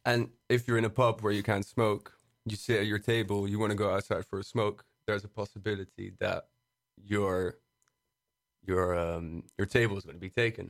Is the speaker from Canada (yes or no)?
no; Brussels, Brussels-Capital Region, Belgium; moved away as an adult; now in Amsterdam, Netherlands; I'm from Brussels. Uh, I've started living here in Amsterdam for, uh, la-, last year